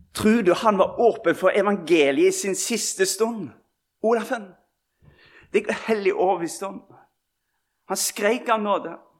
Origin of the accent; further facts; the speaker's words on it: Bømlo, Vestland, Norway; moved away; vi sa hjemme på Bømlo